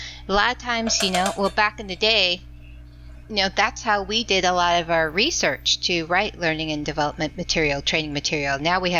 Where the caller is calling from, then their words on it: Double Oak, Texas, United States; calling from Double Oak, Texas.